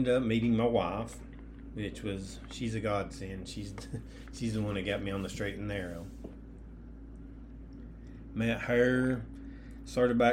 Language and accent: English; Cleveland, Tennessee, United States; also born or lived in McMinn County, Tennessee; I was born in Cleveland, Tennessee. That's here, still keeping us in East Tennessee, so I haven't moved a whole lot as far as family-wise goes.